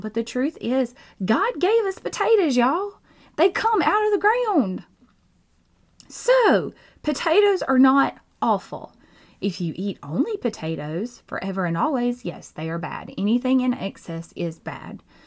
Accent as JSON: {"language": "English", "region": "Georgia", "country": "United States", "said": "I'm from Georgia"}